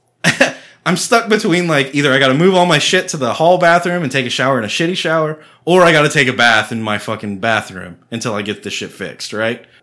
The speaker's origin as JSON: {"language": "English", "town": "Austin", "region": "Texas", "country": "United States", "tie": "born or raised there", "said": "I grew up in Austin"}